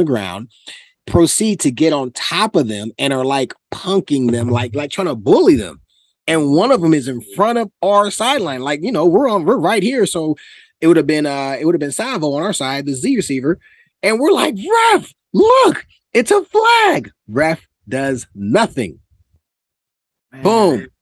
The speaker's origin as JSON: {"language": "English", "region": "California", "country": "United States", "said": "I'm from Cali"}